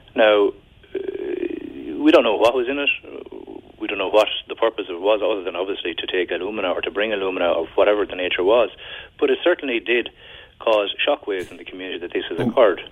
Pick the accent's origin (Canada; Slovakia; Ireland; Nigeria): Ireland; as Irish people on the western periphery of Europe